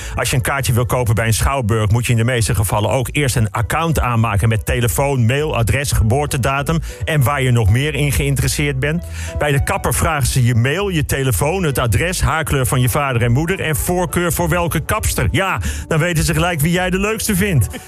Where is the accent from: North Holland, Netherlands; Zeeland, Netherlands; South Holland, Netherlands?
North Holland, Netherlands; Bussum; ik kom uit de sloppenwijken van Bussum